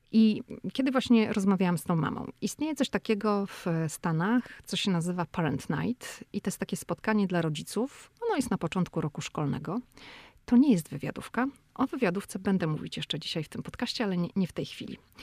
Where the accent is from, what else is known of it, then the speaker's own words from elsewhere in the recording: Szczecin, West Pomeranian Voivodeship, Poland; moved away as an adult; now in Washington, United States; ja jestem ze Szczecina, to u mnie się mówi, że na dworze się jest, a nie na polu